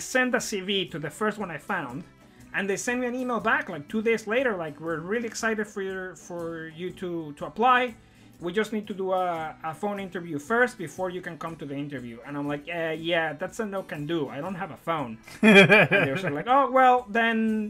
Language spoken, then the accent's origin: English; Mexico; moved away as an adult; now in United Kingdom; I'm from Mexico.